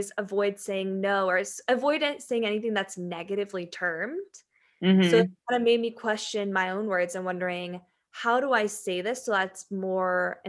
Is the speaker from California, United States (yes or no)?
yes; Santee, California, United States; I was born in Santee and it's a very, very white city.